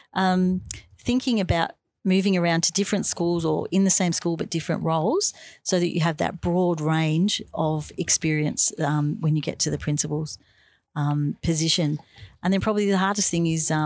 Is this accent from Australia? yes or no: yes; Bonbeach, Victoria, Australia; at home where I grew up in Bomb Beach. That's down near Frankston.